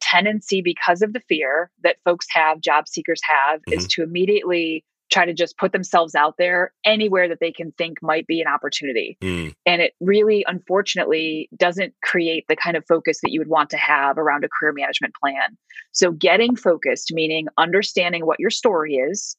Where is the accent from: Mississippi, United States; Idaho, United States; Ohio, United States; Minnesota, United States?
Ohio, United States; Cleveland; I grew up in Cleveland, Ohio